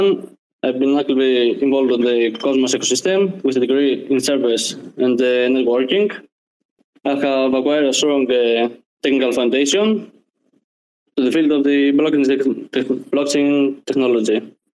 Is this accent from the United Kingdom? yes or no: no; Greece; I'm from Greece.